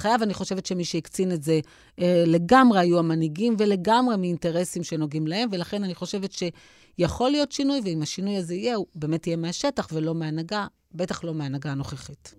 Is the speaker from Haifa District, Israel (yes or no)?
no; Ashdod, Southern District, Israel; לא גדלתי בבית מסורתי, אבל גדלתי באשדוד